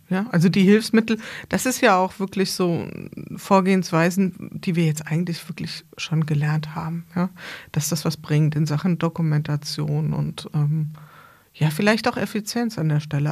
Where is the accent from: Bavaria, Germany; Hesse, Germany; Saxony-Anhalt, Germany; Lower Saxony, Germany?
Hesse, Germany; Bad Camberg; ich komme aus Bad Camberg, das ist nicht so weit weg von hier